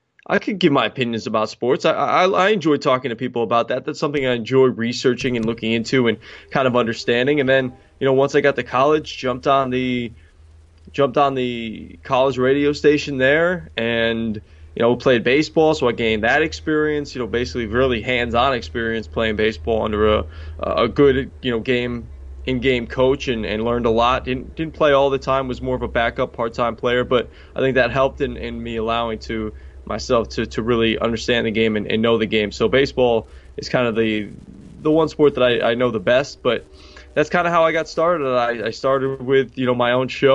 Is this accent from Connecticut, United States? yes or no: yes; Newtown, Connecticut, United States; moved away as an adult; also born or lived in Queens, New York; now in New York, United States; I'm originally from Newtown, Connecticut, and now living out in New York in Queens